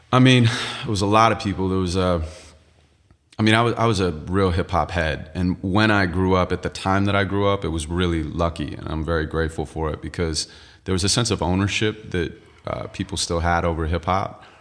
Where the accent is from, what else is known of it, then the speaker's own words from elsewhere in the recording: Santa Monica, California, United States; I'm from L A, and, uh, I was born and raised in Santa Monica.